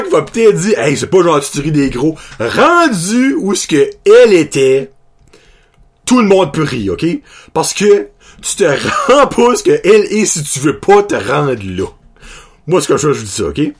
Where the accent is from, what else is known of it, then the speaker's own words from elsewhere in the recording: New Brunswick, Canada; ben moi, je suis originaire de la péninsule, je suis originaire de l'Acadie.